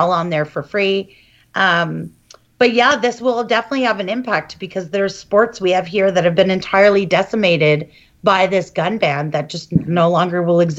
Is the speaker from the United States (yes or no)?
no; Canada; as a Canadian advocate.